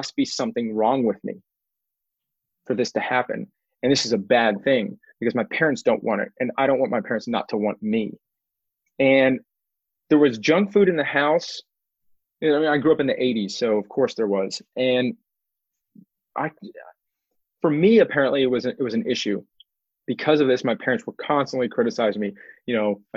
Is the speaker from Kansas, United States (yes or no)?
no; Houston, Texas, United States; now in Austin, United States; I'm a seventh generation Texan. I was born in Houston. It's actually seventh generation Houstonian